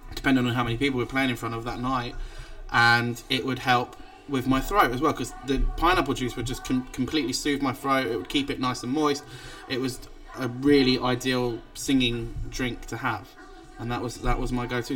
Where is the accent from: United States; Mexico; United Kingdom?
United Kingdom; England; the only English guy on the cruise